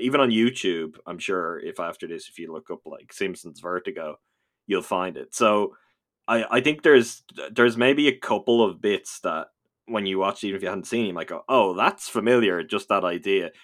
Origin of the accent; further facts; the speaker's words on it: Ireland; I am from this little dot of an island in the Atlantic Ocean that often gets forgotten about